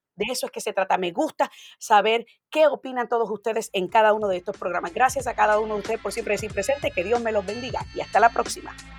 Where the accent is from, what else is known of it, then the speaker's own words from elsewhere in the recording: Puerto Rico; now in Florida, United States; el boricua tenemos la ventaja de que cuando llegamos aquí somos ciudadanos americanos